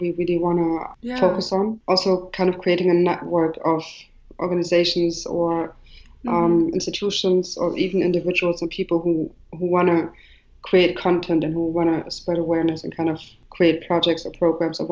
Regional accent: Germany; moved away as an adult; also born or lived in Marrakech, Morocco / Jordan / Beirut, Lebanon / Dubai, UAE; now in Berlin, Germany; I'm Moroccan. I was raised in Germany mainly.

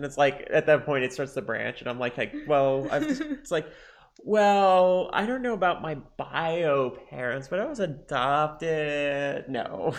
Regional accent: Chicago, Illinois, United States; I was born in Chicago.

